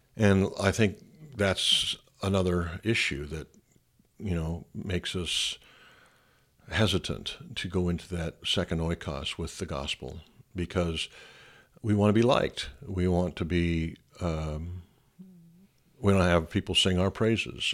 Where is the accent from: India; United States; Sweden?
United States; I'm an American